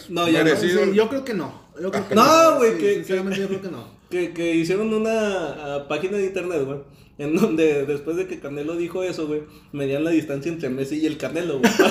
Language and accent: Spanish; Mexico; Soy de México